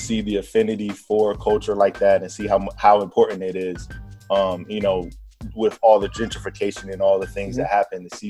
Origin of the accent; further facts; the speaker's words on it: Virginia, United States; now in Texas, United States; I'm from Virginia. I live in Texas